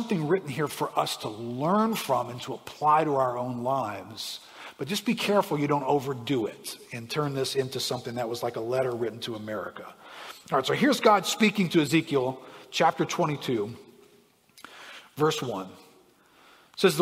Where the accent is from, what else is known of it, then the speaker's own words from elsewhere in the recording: United States; being an American